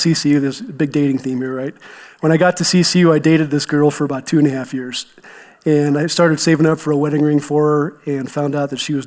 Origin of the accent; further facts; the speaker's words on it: eastern Ohio, United States; now in Colorado, United States; I grew up in Ohio, right? A lot of people think of flat and cornfields, but I grew up in the eastern half, which is actually the start of Appalachia